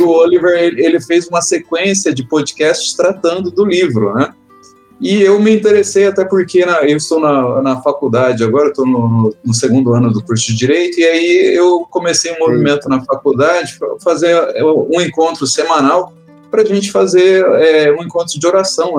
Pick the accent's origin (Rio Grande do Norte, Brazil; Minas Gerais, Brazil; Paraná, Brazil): Paraná, Brazil; Londrina; eu sou de Londrina, no Paraná